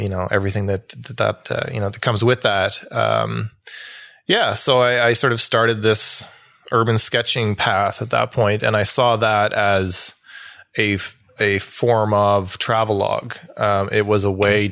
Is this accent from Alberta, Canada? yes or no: no; Ottawa Valley, Ontario, Canada; also born or lived in Toronto, Canada / Montreal, Canada / United Kingdom; now in Ottawa, Canada; I grew up in the Ottawa Valley, so like an hour west of here.